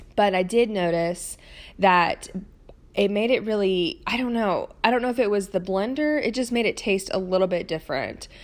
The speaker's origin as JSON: {"language": "English", "town": "Nashville", "region": "Tennessee", "country": "United States", "said": "I'm from Nashville, Tennessee, where there is a good restaurant on every corner."}